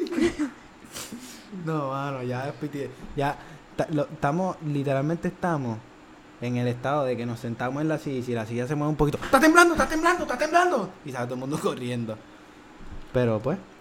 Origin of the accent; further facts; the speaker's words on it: Trujillo Alto, Puerto Rico; Nosotros somos de Trujillo